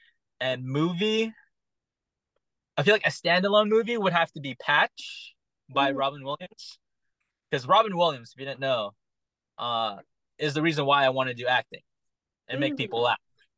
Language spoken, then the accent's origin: English; Philippines; I feel like growing up, I watched a lot of Manny Pacquiao because one, I'm Filipino and he's just a crazy boxer.